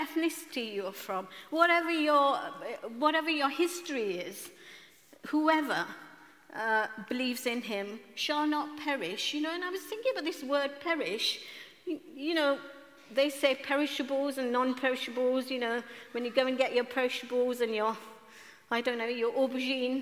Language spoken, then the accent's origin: English; Kenya; now in London, United Kingdom; at the age of 10 in Kenya, I'm from East Africa, Kenya